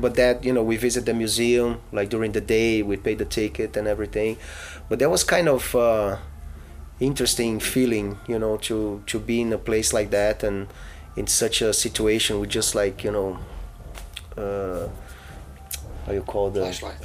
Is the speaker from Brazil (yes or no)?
yes; Brazil; I was born in Brazil